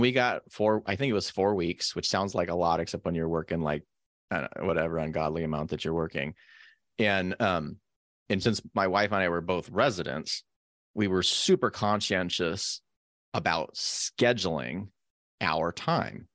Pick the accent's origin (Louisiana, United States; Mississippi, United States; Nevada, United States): Nevada, United States; Carson City; I grew up in Carson City, Nevada